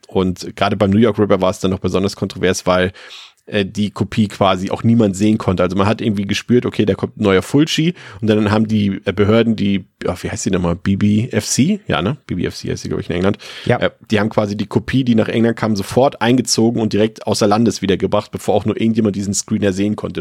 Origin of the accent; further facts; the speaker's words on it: Mecklenburg-Vorpommern, Germany; bei uns in Mecklenburg-Vorpommern und auf dem Dorf